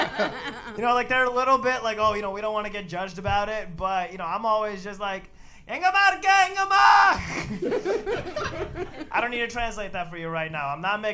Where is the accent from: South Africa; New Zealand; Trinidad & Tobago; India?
India; English is a second language; now in United States; my family, we spoke two different languages at home in India, and then we moved here, and we had to learn a third one.